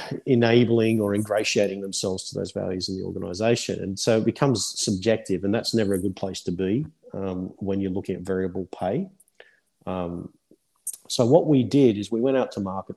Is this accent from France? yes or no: no; Australia; moved away as an adult; now in United Kingdom; I'm Australian at heart.